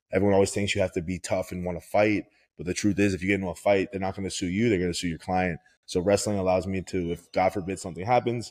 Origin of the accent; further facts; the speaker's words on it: Broward, Florida, United States; I grew up in Florida. I grew up in Broward